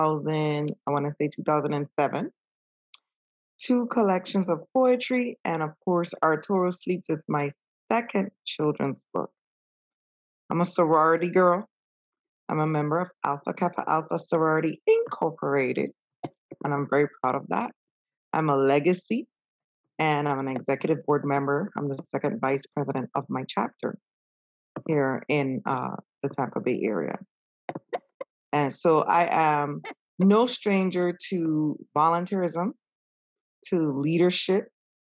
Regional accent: U.S. Virgin Islands; now in Spring Hill, United States; I am originally from St. Croix, U.S., Virgin Islands, currently living in Spring Hill, Florida.

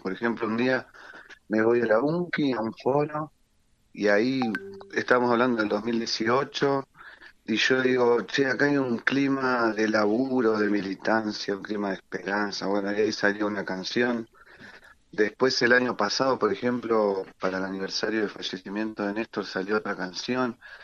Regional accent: Quilmes, Buenos Aires Province, Argentina; somos de acá, somos de Quilmes

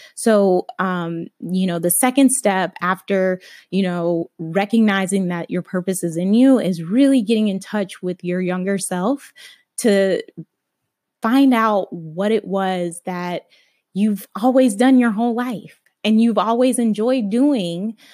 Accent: Alabama, United States; I grew up Christian in Alabama

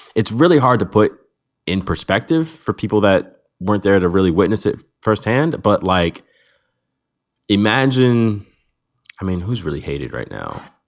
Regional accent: United States; as an American

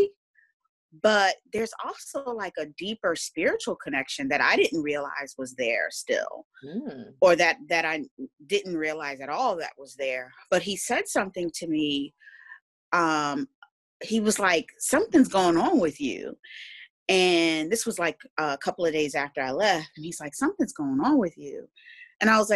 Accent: New Jersey, United States; now in Raleigh, United States; Presently, I reside in Raleigh, North Carolina, and I'm originally from New Jersey

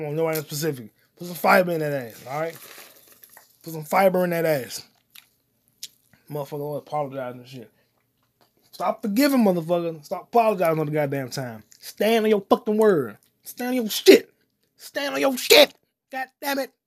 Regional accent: United States; I'm an American

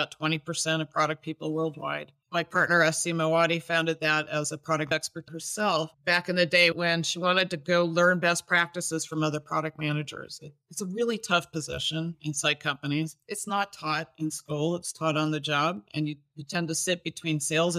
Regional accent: United States; moved away; also born or lived in Toronto, Canada / Vancouver, Canada; I'm actually originally from the States

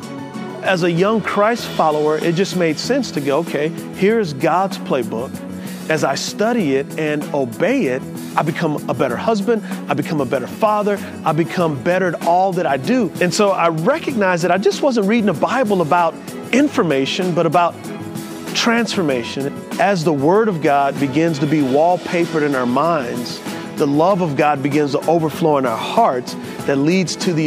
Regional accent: San Antonio, Texas, United States; I grew up in San Antonio, Texas

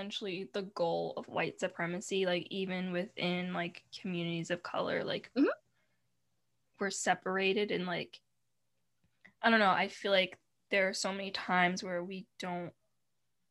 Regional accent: Chicago, Illinois, United States; I'm African Chicagoan

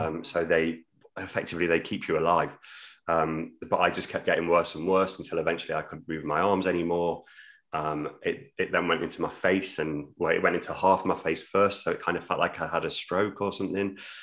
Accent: Midlands, United Kingdom; now in Hull, United Kingdom; I'm from the Midlands originally

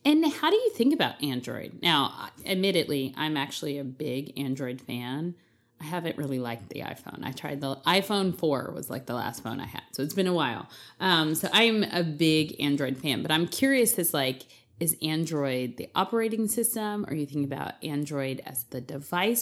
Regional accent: East Coast, United States; I'm from the East Coast

